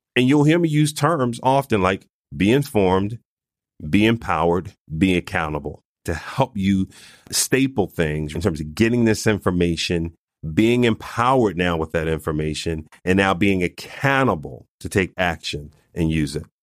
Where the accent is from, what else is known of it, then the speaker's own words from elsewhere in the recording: Philadelphia, Pennsylvania, United States; I was born and raised in North Philadelphia, not too far from Eighth and Butler